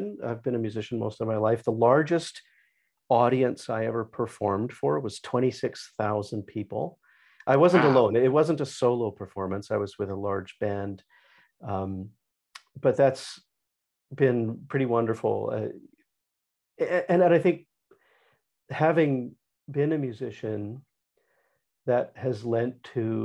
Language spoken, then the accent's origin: English; Saskatchewan, Canada; also born or lived in northern Alberta / Toronto, Ontario / Arizona / Florida; now in London, Ontario, Canada; I grew up in Saskatchewan in the prairies